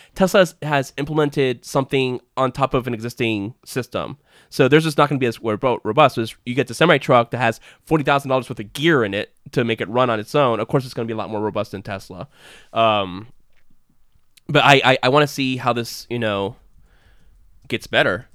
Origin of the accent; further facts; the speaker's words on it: United States; as an American citizen